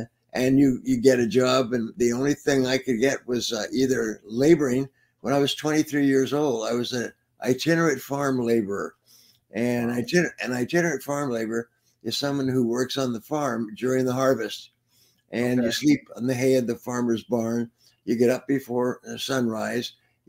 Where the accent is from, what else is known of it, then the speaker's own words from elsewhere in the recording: Prince Edward Island, Canada; born there; Well, I was born in Prince Edward Island in Canada during the war.